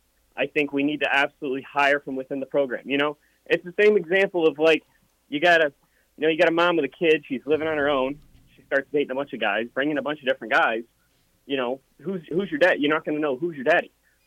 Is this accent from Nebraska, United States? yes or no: yes; Nebraska, United States; a Notre Dame fan coming from living in Nebraska. I'm born and raised in Nebraska